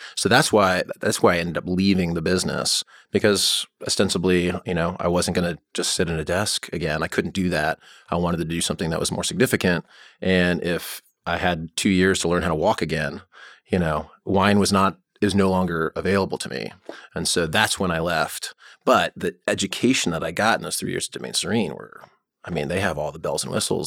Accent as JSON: {"language": "English", "town": "Allentown", "region": "Pennsylvania", "country": "United States", "tie": "born or raised there", "also_born_or_lived": "Chicago", "moved": "yes", "lives_now": "Oregon, United States", "said": "I grew up in Allentown, P A, and I'm in Chicago"}